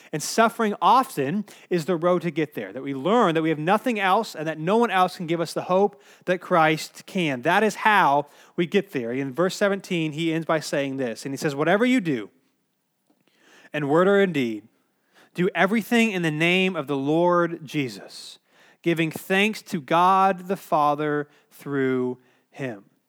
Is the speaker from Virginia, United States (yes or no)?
no; Cary, North Carolina, United States; I grew up in Cary, North Carolina, which is like one of the safest places you could probably live in the world.